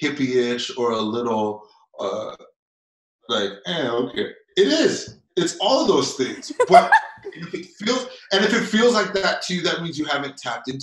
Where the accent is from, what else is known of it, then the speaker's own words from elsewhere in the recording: Toronto, Ontario, Canada; I grew up here in Toronto